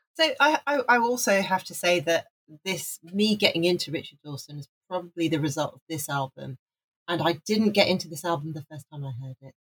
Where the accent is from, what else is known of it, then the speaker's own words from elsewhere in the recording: Wales, United Kingdom; I'm from Wales. I was born in Wales. My dad was Welsh.